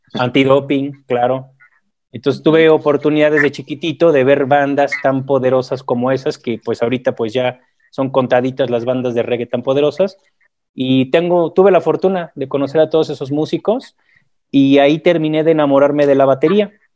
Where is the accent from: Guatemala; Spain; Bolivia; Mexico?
Mexico; soy mexicano, tengo 43 años. Eh, mi madre es mexicana, mi padre es colombiano